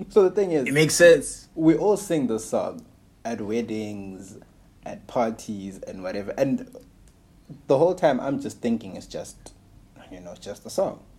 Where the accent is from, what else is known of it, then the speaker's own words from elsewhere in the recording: Malawi; As someone who was born and raised in Malawi.